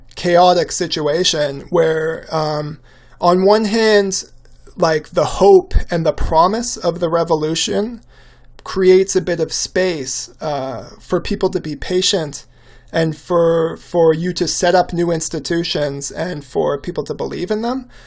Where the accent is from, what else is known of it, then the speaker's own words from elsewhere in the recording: Canada; as a Canadian